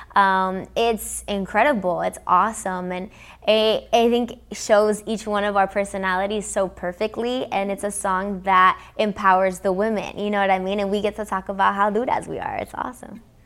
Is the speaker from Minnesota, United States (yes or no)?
no; Los Angeles, California, United States; first language English; I'm from Los Angeles, because I grew up in America, I grew up listening to everything